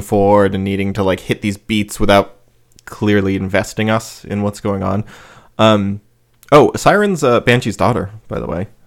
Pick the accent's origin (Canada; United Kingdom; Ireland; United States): United States; that's my perception as an American